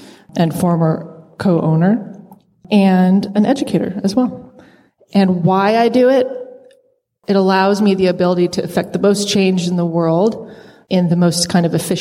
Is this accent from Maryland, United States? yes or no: no; Tucson, Arizona, United States; I grew up in Arizona, in Tucson, Arizona